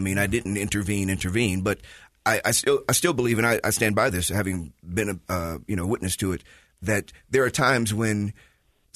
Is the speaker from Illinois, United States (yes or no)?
yes; Chicago, Illinois, United States; moved away as an adult; now in Utah, United States; I'm from Chicago